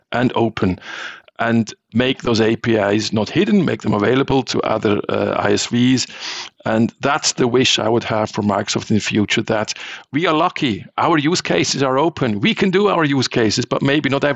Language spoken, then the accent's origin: English; Switzerland; I'm from Switzerland